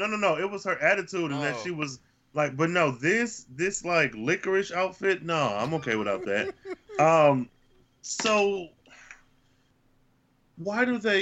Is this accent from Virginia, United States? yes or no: no; Flint, Michigan, United States; as somebody who's born and raised in Flint